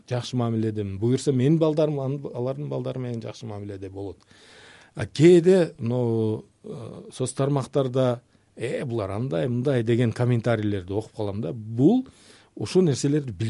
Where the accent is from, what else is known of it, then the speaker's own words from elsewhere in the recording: Leilek, Batken Region, Kyrgyzstan; also born or lived in Tajikistan; мен өзүмд улутум өзбек э, кыргызстанда кыргызстан менин ватаным да ата мекеним да ошол э, жерде чоңойдук